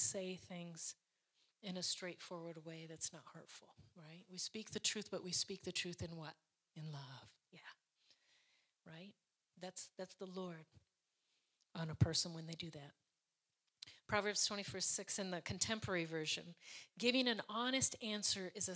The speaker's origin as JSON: {"language": "English", "country": "United States", "said": "I'm from America"}